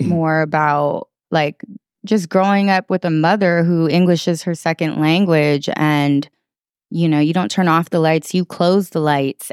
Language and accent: English; Oakland, California, United States; also born or lived in San Francisco; I was born in San Francisco and raised simultaneously in San Francisco and Oakland